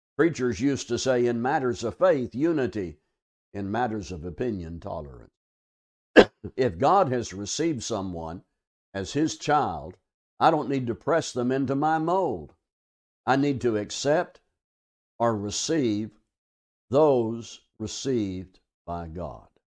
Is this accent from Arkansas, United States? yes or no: yes; Arkansas, United States; now in South Texas, United States; I'm from Arkansas